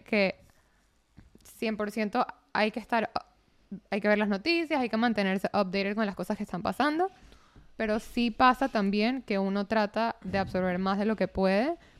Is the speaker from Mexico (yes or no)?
no; Venezuela; moved away; para mí como venezolana es como que ya he pasado tantas cosas con política venezolana